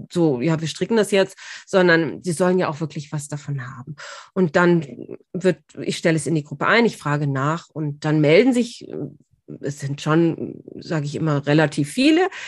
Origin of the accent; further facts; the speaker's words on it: Bad Tölz, Bavaria, Germany; Und weil Tölz eben meine Heimatstadt ist, war das irgendwie so, ah, das hat mich wahnsinnig gefreut.